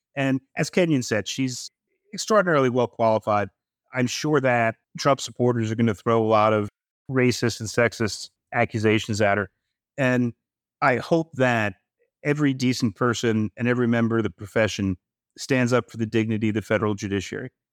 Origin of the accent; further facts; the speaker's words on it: New York, United States; I grew up in New York.